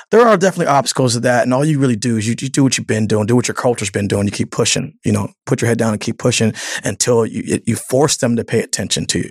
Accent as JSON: {"language": "English", "town": "Seattle", "region": "Washington", "country": "United States", "tie": "born or raised there", "said": "some Seattle kid"}